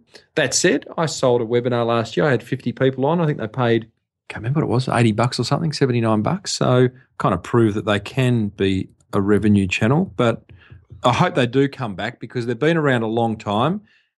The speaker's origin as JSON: {"language": "English", "country": "Australia", "said": "as an Australian"}